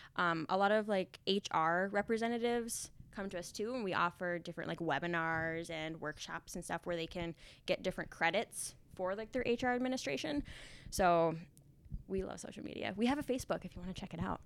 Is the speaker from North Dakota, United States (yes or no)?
yes; Finley, North Dakota, United States; moved away as an adult; now in Fargo, United States; Me and my husband, we live in Fargo now, but I grew up in Findlay, North Dakota